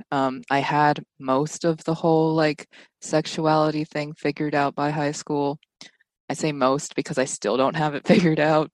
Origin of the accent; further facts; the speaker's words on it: Texas, United States; moved away as an adult; now in California, United States; I'm from a suburb in Texas